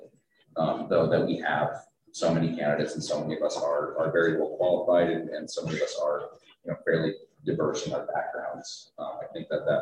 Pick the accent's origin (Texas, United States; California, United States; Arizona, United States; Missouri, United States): Arizona, United States; Tucson; I'm the only one born and raised in Tucson